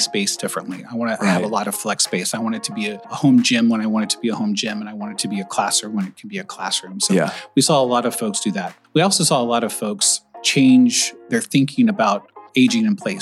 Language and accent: English; Indiana, United States; now in Portland, United States; I'm originally from Indiana. I still consider myself a Hoosier because I went to Indiana University.